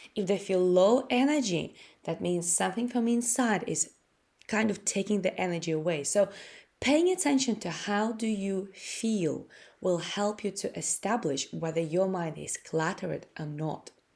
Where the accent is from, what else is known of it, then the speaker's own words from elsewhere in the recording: Latvia; English is a second language; moved away as an adult; now in United Kingdom; I came from Latvia. I, I'm Russian. uh, who was born in Latvia.